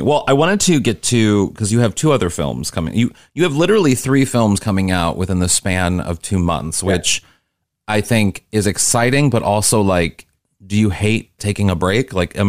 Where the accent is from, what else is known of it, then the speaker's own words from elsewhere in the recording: Missouri, United States; I grew up in Missouri, so I had no access to anything like that.